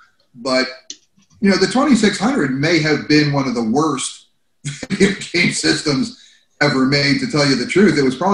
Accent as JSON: {"language": "English", "region": "New Jersey", "country": "United States", "tie": "born or raised there", "also_born_or_lived": "California", "said": "Growing up in Jersey, I was looking to get out of the Northeast to find something more intense, which was when I got to California."}